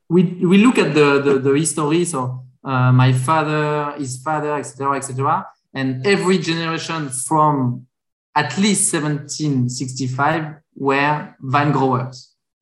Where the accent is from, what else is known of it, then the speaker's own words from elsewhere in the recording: Champagne, Grand Est, France; English is a second language; moved away as an adult; also born or lived in Montpellier / Chile / South Africa; I lived in Champagne. I grew up in Champagne, but I wanted to see something else. So that's why I Montpellier to learn winemaking